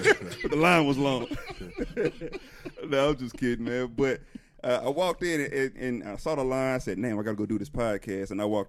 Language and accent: English; Dallas, Texas, United States; I'm from Oak Cliff.